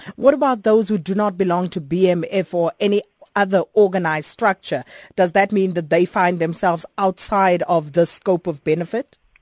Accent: South Africa; our demographic as a South African society

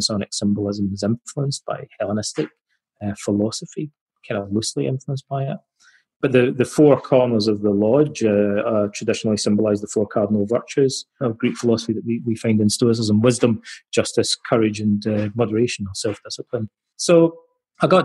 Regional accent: Scotland, United Kingdom; my hometown in Scotland

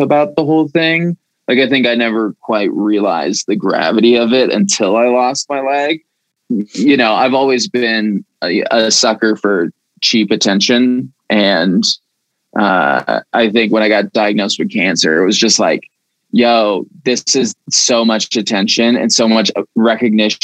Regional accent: Aurora, Colorado, United States; Born and raised in Aurora, Colorado

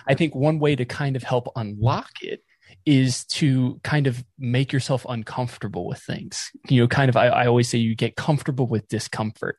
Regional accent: just outside of Raleigh, North Carolina, United States; also born or lived in West Palm Beach, Florida / Boca Raton, Florida; now in Ohio, United States; I was born in Florida, uh, South Florida, West Palm Beach, and grew up mostly in North Carolina, uh, just outside of Raleigh

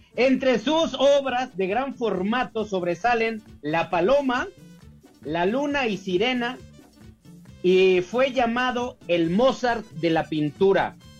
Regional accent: Mexico; nosotros, Alex, como mexicanos

